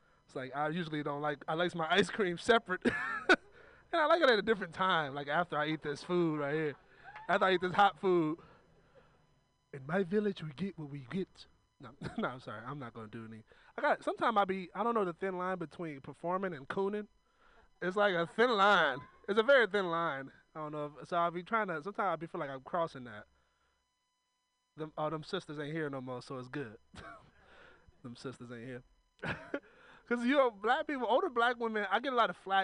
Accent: Oakland, California, United States; I'm from Oakland.

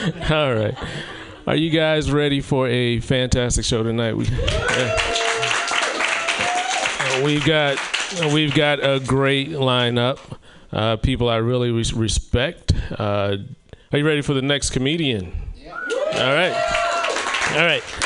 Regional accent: the South, United States; now in Oregon, United States; I'm from the South

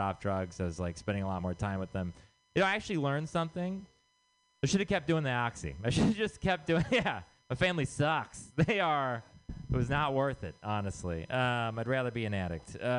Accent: Texas, United States; moved away; I'm from Texas.

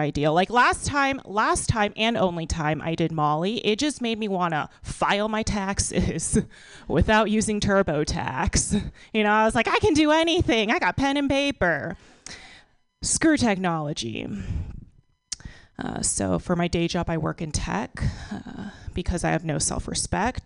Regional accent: Texas, United States; now in San Francisco, United States; So I live in San Francisco now, but I'm from Texas.

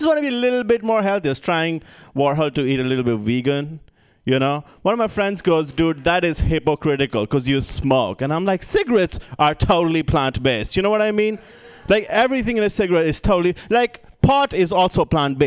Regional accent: India; moved away; I'm originally from India

